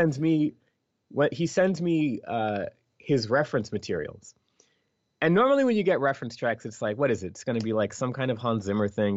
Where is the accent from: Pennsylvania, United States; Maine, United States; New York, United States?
Pennsylvania, United States; Philadelphia; first language English; I'm from Philadelphia